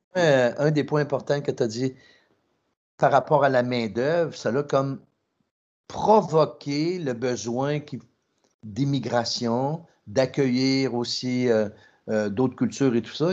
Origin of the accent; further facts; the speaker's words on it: Trois-Rivières, Quebec, Canada; je viens de Trois-Rivières, c'était 99,9 blanc francophone